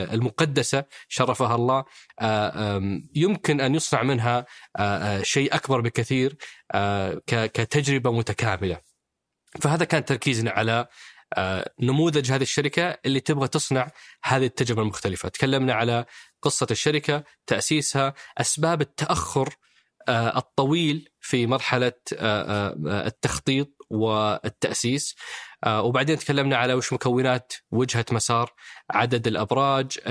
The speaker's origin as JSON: {"language": "Arabic", "country": "Saudi Arabia", "said": "كلنا كسعوديين"}